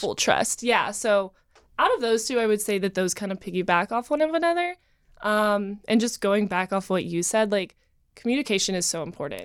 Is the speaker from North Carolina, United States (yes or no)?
yes; Asheville, North Carolina, United States; moved away as an adult; now in Los Angeles, United States; I grew up in Asheville, North Carolina